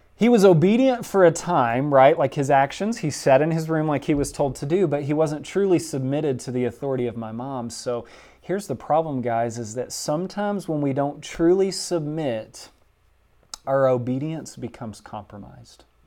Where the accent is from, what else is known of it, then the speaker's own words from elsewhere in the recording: Southwest Louisiana, United States; moved away; my hometown in Southwest Louisiana